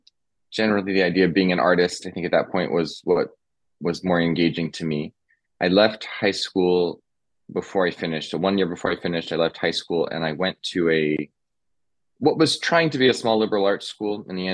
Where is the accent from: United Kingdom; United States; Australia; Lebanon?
United States; Southern California; moved away; also born or lived in New York City; I grew up in Southern California. I was the oldest of five kids. We were, we'll say lower middle class, maybe. Sometimes just touching on lower class, we were definitely struggling throughout my childhood